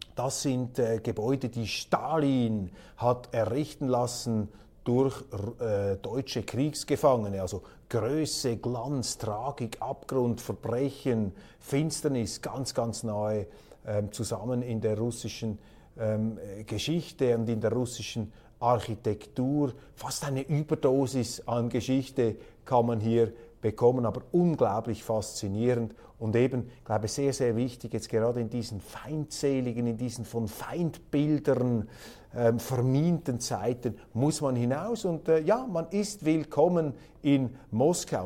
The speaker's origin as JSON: {"language": "German", "country": "Switzerland", "said": "Als Schweizer"}